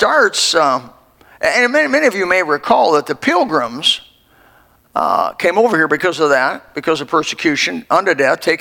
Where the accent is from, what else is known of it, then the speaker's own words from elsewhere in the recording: Elkhart, Indiana, United States; moved away; also born or lived in Greenville, South Carolina; in Elkhart, Indiana, where I was born